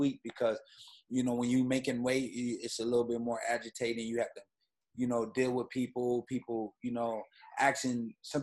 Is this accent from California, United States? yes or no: no; Grand Rapids, Michigan, United States; moved away; also born or lived in New York; the city I was raised in, Grand Rapids, Michigan.